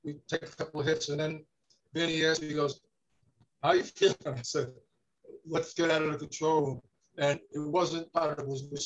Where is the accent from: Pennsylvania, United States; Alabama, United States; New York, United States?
New York, United States; New York City; also born or lived in Kew Gardens, Queens; I grew up in Kew Gardens, and then I moved from Kew Gardens to the Bayside in 62.